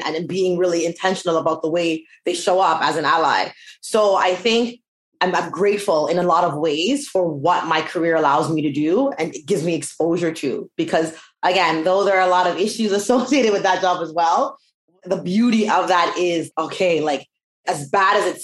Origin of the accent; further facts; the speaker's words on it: Canada; thank God we're Canadian.